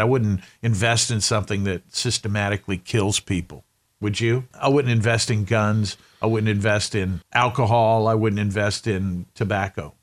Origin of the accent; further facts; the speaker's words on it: Winston-Salem, North Carolina, United States; my hometown is a town called Winston-Salem.